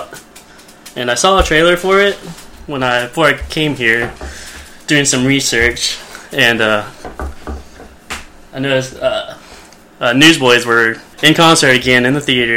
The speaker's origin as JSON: {"language": "English", "region": "Arkansas", "country": "United States", "said": "because I'm from Arkansas"}